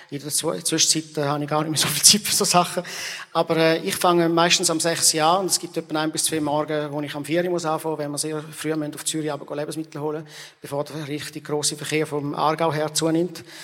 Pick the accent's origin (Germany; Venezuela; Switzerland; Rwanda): Rwanda; Und ich bin natürlich selber auch in der Mission aufgewachsen in Ruanda, wo wir äh, viele Hungersnotbereiche gesehen haben.